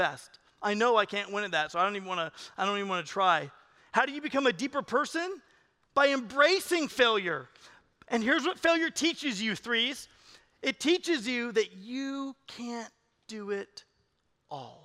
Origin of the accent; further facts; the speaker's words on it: California, United States; I'm from California